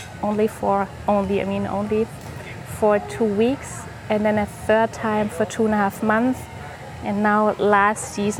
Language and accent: English; Germany; I am from Germany